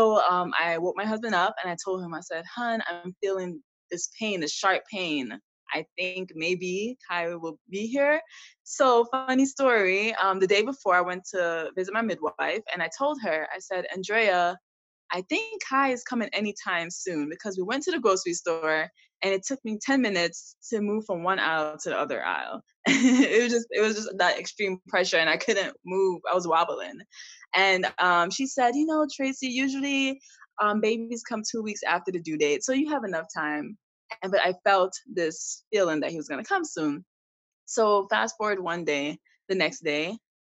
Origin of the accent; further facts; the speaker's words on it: Jamaica; also born or lived in New York City, United States; now in Arnold, United States; And I was born in Jamaica. Moved to New York City, met my husband on Instagram, and now here I am in California